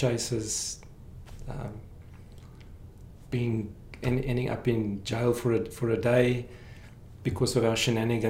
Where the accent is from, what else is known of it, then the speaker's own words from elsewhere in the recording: Krugersdorp, Gauteng, South Africa; moved away as an adult; now in Canada; I was born in Krugersdorp and then moved to lots of little satellite towns around.